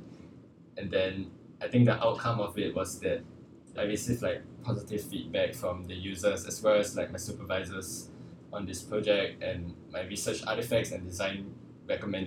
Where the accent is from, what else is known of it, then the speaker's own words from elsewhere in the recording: Singapore; also born or lived in London; I grew up in Singapore like all my life, so I just spent like a few years in London